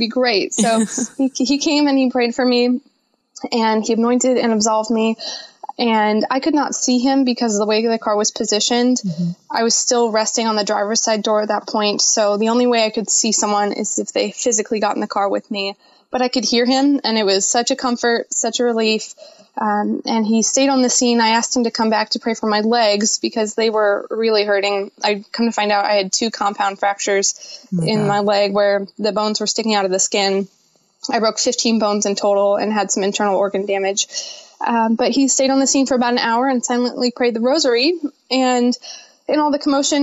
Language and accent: English; Quincy, Illinois, United States; moved away; they took me to my hometown of Quincy